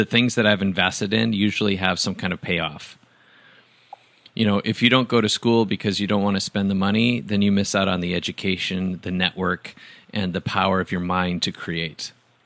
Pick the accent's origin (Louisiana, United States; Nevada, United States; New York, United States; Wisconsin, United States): Wisconsin, United States; I grew up in Wisconsin